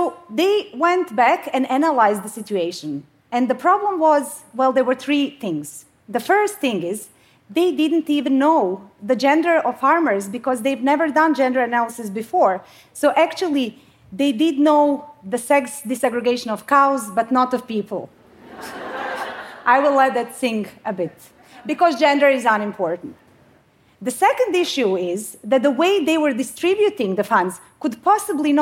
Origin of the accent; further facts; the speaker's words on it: Bosnia & Herzegovina; now in Sweden; So I come from Bosnia. I mean, I live in Sweden now